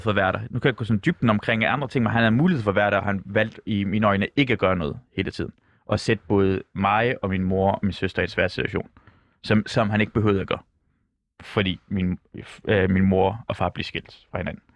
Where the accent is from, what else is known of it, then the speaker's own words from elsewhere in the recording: Denmark; first language Persian; Danish is a second language; jeg kom til Danmark, da jeg var seks år gammel. Farsi er ikke det, mit, det er mit første sprog, men det er ikke mit bedste sprog. Det er dansk